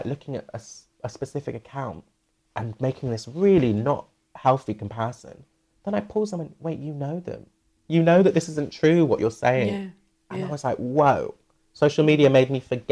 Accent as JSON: {"language": "English", "town": "Bristol", "region": "South West England", "country": "United Kingdom", "tie": "born or raised there", "moved": "as an adult", "said": "I've moved back to my hometown, Bristol, during this"}